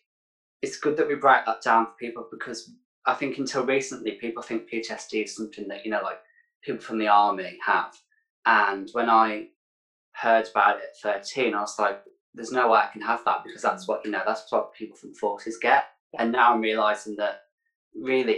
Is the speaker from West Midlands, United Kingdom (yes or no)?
yes; Birmingham, West Midlands, United Kingdom; author, a public speaker, mental health advocate from Birmingham. Yeah, I'm from the West Midlands.